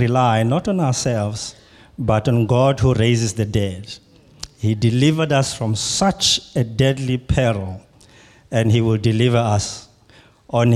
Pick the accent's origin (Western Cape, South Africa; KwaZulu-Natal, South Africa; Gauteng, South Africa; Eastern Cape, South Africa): KwaZulu-Natal, South Africa; Pietermaritzburg; I come from South Africa in a city called Pietermaritzburg